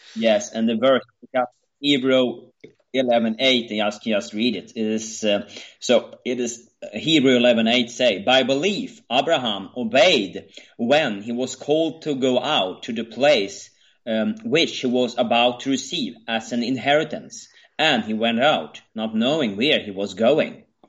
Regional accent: Sweden

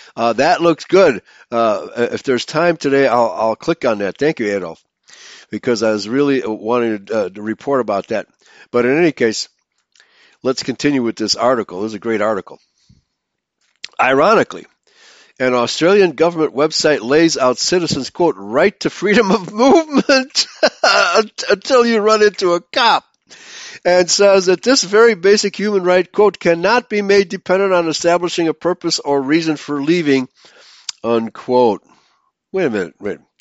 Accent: Chicago, Illinois, United States; growing up in Chicago

